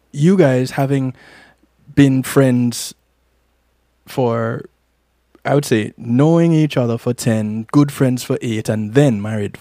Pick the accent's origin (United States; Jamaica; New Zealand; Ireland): Jamaica; I'm Jamaican